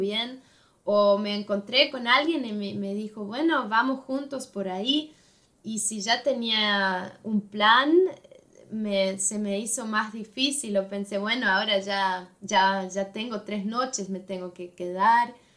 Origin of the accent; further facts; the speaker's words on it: Switzerland; Spanish is a second language; en Suiza tenemos tres partes